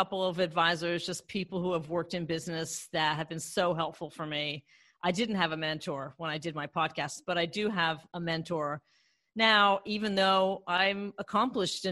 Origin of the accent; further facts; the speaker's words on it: Maryland, United States; moved away as an adult; also born or lived in Washington, D.C. / Los Angeles; I grew up in Maryland, and I was born in DC, and I grew up in Maryland what I would call the lily white suburbs.